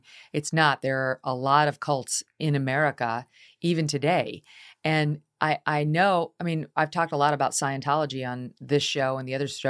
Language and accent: English; Albany, New York, United States; which is from my hometown, Albany, New York.